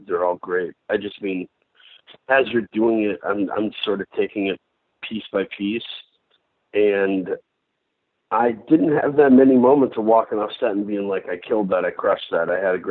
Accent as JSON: {"language": "English", "region": "Michigan", "country": "United States", "said": "I'm from Michigan"}